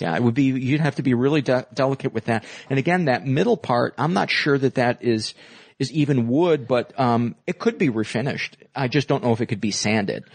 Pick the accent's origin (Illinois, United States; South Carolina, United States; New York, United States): Illinois, United States; Homewood; south suburbs of Chicago